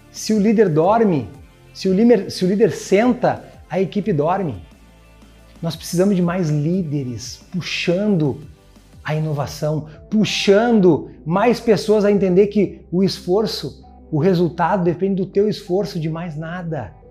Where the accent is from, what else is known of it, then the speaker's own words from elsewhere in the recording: Porto Alegre, Rio Grande do Sul, Brazil; born there; Eu venho de uma família, eu nasci num bairro pobre em Porto Alegre